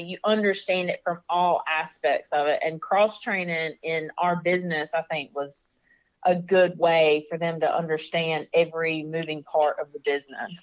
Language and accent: English; Florida, United States; I'm from Florida.